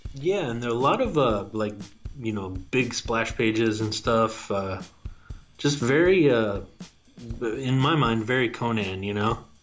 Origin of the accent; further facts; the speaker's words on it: Tacoma, Washington, United States; It's right here in my hometown